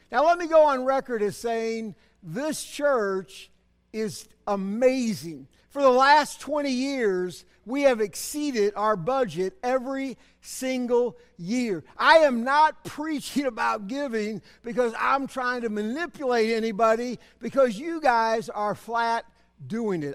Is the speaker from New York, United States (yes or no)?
no; Berkeley, California, United States; also born or lived in Cedar Hill; I grew up here in Berkeley